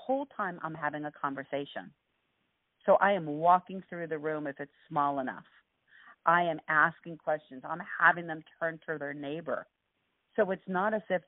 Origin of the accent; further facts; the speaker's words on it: Los Angeles, California, United States; I grew up in East L.A.